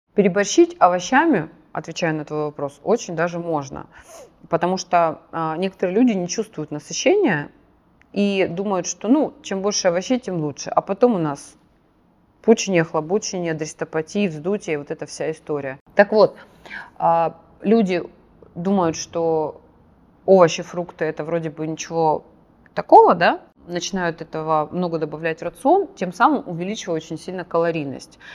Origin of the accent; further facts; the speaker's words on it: Krasnodar, Krasnodar Krai, Russia; Я на Кубань выросла, в Краснодаре